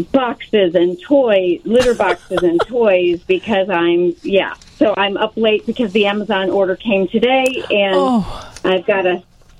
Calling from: Roselle, United States

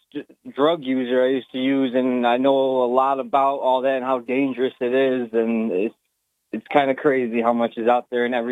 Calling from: Binghamton, New York, United States; I'm from Binghamton, New York.

